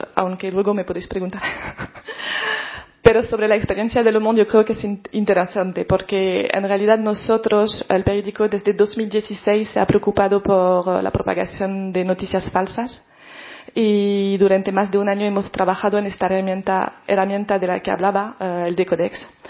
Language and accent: Spanish; France; now in Spain; como periodista francesa